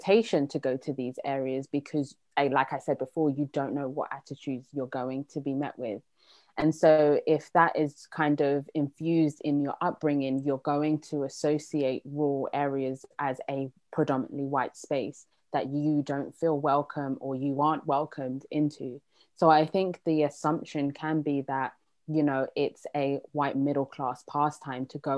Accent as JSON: {"language": "English", "region": "London", "country": "United Kingdom", "tie": "born or raised there", "said": "I was born and raised in London"}